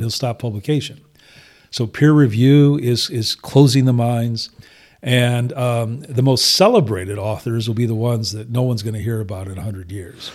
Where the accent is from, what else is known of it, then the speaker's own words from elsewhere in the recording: Toledo, Ohio, United States; I grew up in sort of greater metropolitan Toledo